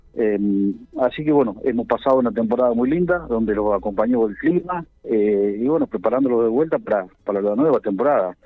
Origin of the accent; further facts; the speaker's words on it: Banderaló, Buenos Aires Province, Argentina; moved away as an adult; yo soy de Banderaló, soy de la provincia de Buenos Aires